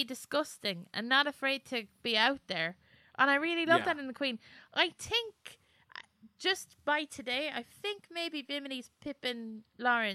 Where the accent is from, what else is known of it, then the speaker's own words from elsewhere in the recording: Ireland; we're Irish